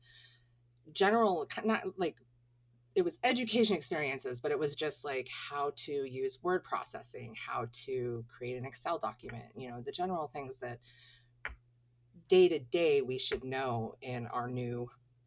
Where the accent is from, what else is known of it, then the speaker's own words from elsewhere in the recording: Clam Gulch, Alaska, United States; also born or lived in Anchorage, Alaska; growing up in Clam Gulch and then transitioning to Anchorage